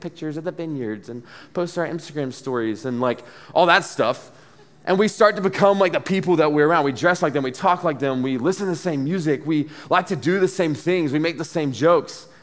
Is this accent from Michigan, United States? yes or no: no; Dublin, Georgia, United States; also born or lived in Athens, Georgia